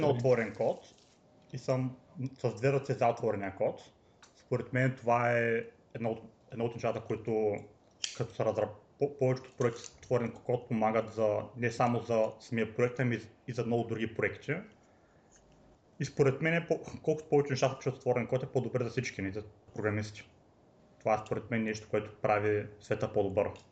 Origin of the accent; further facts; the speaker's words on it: Varna, Varna Province, Bulgaria; now in Los Angeles, United States; От Варна съм.